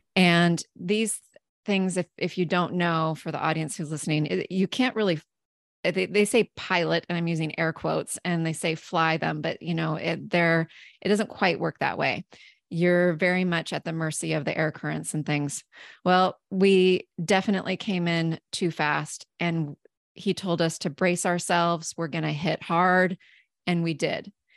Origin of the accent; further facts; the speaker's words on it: southeastern Washington State, United States; I grew up in southeastern Washington State